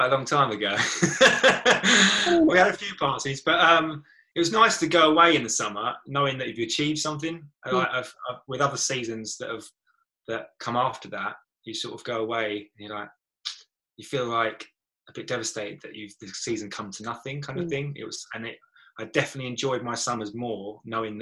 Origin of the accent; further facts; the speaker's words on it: Brentwood, East of England, United Kingdom; I'm from Brentwood